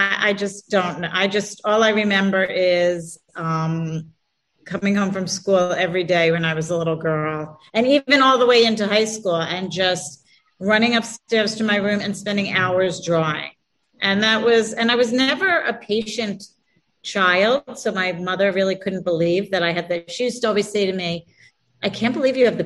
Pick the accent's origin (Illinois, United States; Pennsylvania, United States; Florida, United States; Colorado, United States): Pennsylvania, United States; Philadelphia; I grew up in Philadelphia